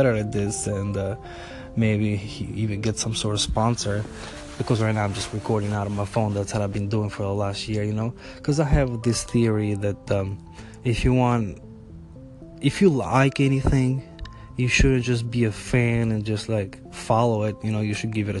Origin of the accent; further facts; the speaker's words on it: Albania; now in United States; growing up in Albania